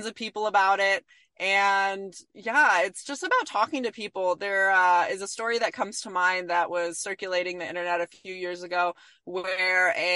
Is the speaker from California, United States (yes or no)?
yes; California, United States; I grew up in California in an environment where we were very liberal